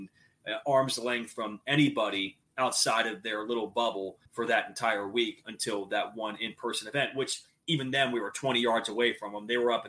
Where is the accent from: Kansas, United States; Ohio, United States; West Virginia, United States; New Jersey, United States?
Ohio, United States; Cincinnati; I'm from Cincinnati, grew up a Bengals fan.